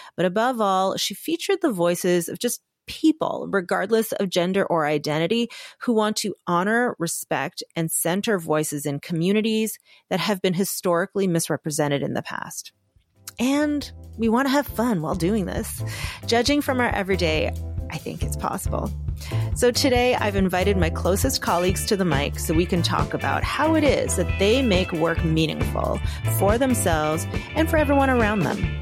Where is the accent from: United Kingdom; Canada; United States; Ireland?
Canada; I'm Korean, so I'm an Asian woman, Canadian, and I grew up in an immigrant family